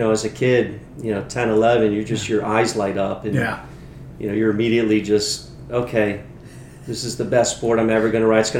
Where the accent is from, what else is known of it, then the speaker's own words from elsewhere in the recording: Fort Lauderdale, Florida, United States; also born or lived in Miami, Florida; So I was born down in Miami, grew up down in Fort Lauderdale.